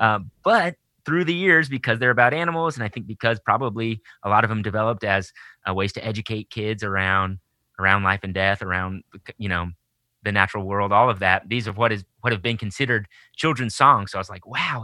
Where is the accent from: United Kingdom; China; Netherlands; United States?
United States; Austin, Texas; moved away as an adult; also born or lived in Southern California; now in Portland, United States; I grew up, born and raised in Austin, Texas